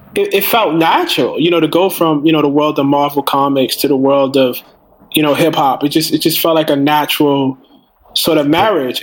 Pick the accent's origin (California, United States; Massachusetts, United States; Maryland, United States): Maryland, United States; Baltimore; I'm from West Baltimore.